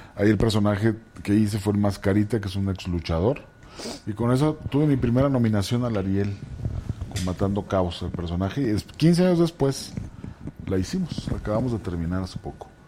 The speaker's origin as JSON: {"language": "Spanish", "town": "Tepic", "region": "Nayarit", "country": "Mexico", "tie": "born or raised there", "also_born_or_lived": "Ciudad Juárez", "moved": "yes", "lives_now": "Mexico City, Mexico", "said": "Soy de Nayarit"}